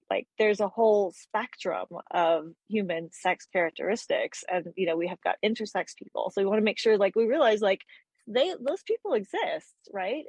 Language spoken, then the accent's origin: English; Texas, United States; I'm from Texas, so that's like in the minority